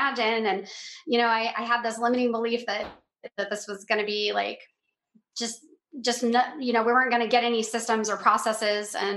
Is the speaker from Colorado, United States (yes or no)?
yes; Denver, Colorado, United States; moved away as an adult; now in Cape Coral, United States; We are originally from Denver, Colorado